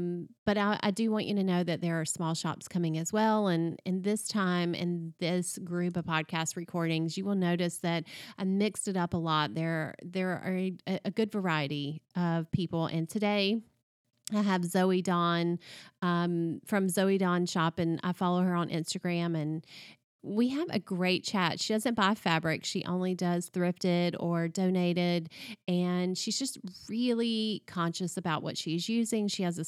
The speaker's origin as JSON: {"language": "English", "region": "the South", "country": "United States", "said": "And being a Southerner, I just really related to so much that she talked about in that book."}